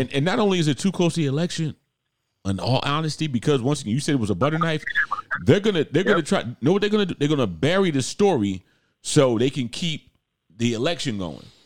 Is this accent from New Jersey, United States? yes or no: yes; Irvington, New Jersey, United States; I'm from New Jersey, class of 1990, class of 1992 from Irvington High School